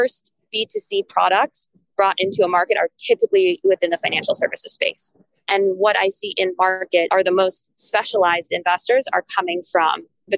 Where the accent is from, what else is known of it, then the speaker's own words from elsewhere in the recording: Lagos, Nigeria; So, I mean, of course, you would come first to Lagos, which is my hometown.